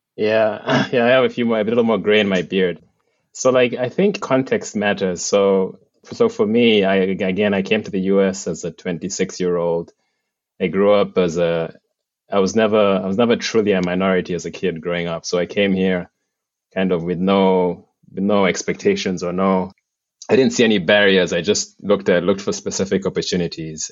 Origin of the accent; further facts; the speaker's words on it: Uganda; moved away as an adult; now in United States; I'm originally from Uganda